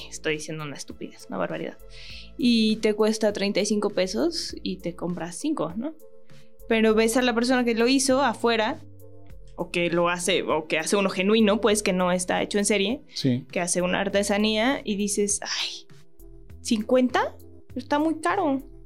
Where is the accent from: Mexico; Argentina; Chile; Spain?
Mexico; todos los mexicanos que nos dedicamos a la actuación